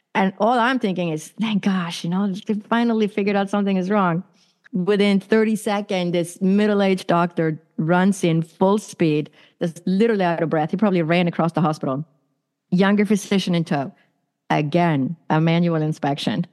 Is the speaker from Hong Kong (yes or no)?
no; Sweden; also born or lived in San Francisco, United States; now in Arizona, United States; I was born and raised in Sweden, which is in Northern Europe